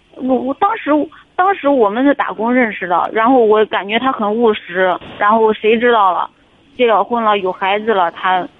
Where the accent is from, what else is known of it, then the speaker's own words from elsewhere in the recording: Henan, China; 河南的。